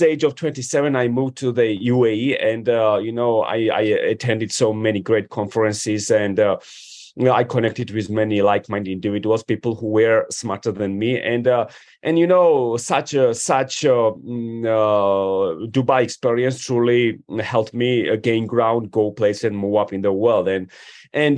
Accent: Georgia; moved away as an adult; also born or lived in Washington, D.C. area, United States / Manassas, Virginia, United States / New York City, United States; I come from Georgia, you know, which is a one of the oldest wine producing countries. And I moved to the United States when I was 18

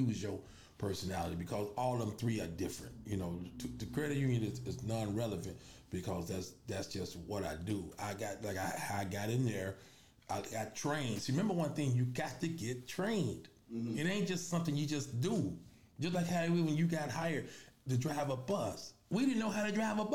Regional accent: Chicago, Illinois, United States; also born or lived in K-Town, West Side, Chicago; I was born on the west side. I was raised on the south side. So one of them, I was born in K-Town. I was raised in Roseland

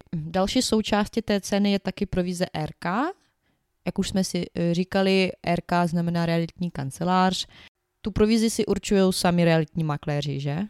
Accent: Ukraine; Czech is a second language; now in Czech Republic; u nás na Ukrajině my počítáme trošku jinak než vy tady

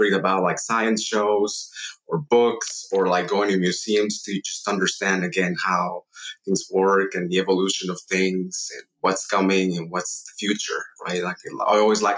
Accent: Mexico City, Mexico; I grew up in Mexico City

